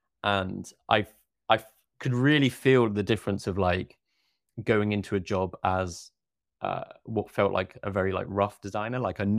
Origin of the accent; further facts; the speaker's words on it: Oxford, South East England, United Kingdom; born there; And I was born in Oxford. I lived just down the road. My university was 45 minutes away.